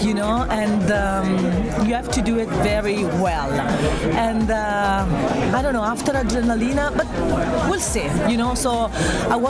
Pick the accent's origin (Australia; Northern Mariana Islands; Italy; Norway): Italy; also born or lived in Eritrea; I come from Italy, my original from Eritrea